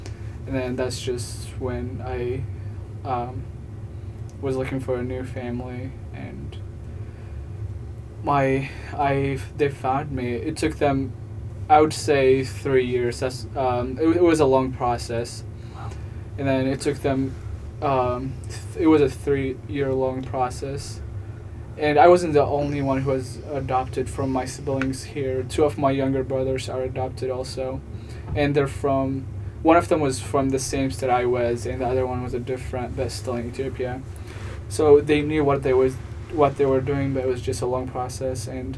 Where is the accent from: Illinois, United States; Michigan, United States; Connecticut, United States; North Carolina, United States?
Illinois, United States; But I'm from Illinois, so.